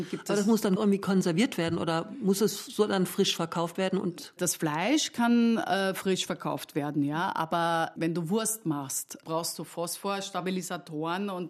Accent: Austria; Ja, erstens als Österreicherin liebt man Paprika

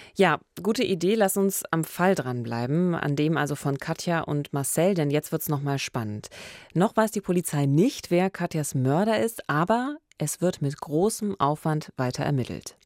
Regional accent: Eberswalde, Brandenburg, Germany; moved away; es ist meine Heimatstadt

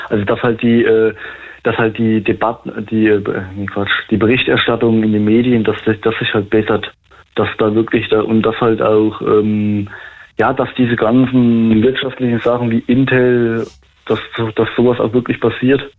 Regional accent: East Germany, Germany; Das fällt schon, das fällt mir als, als Ostdeutsche schon auf, ja

